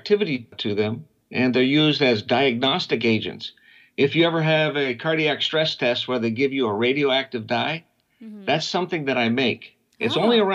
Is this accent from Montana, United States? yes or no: no; Erie, Pennsylvania, United States; also born or lived in Pittsburgh, Pennsylvania; I grew up in Erie, Pennsylvania.